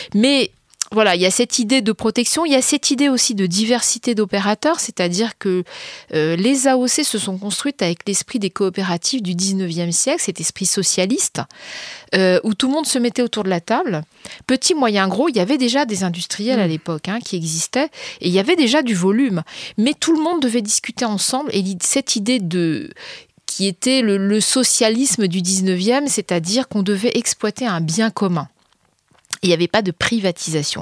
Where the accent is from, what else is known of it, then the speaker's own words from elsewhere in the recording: France; en tant que citoyenne, en tant que Française.